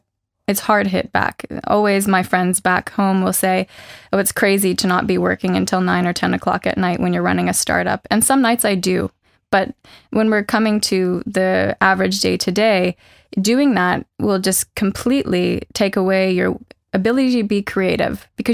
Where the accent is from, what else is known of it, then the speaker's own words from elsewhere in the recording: Canada; moved away as an adult; now in Norway; came here and found, wow, Norway's a lot more different than I had assumed when I came from Canada.